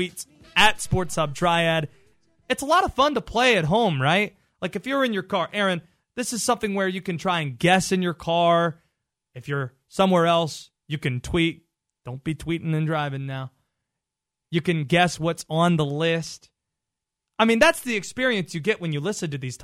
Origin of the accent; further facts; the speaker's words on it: Baltimore, Maryland, United States; moved away; I'm from Baltimore